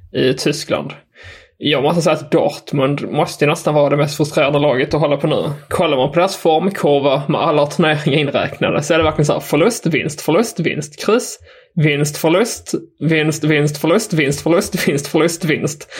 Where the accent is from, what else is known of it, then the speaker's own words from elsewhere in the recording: Skåne, Sweden; jag är från Skåne